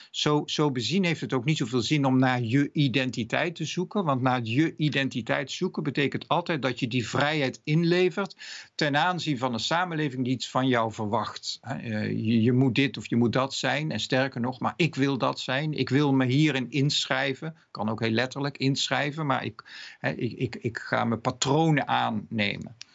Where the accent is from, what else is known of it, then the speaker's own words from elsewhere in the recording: Netherlands; Ik ben Nederlander, ik ben man en in een andere tijd, ik zit in een oorlog of ik word ziek of wat dan ook.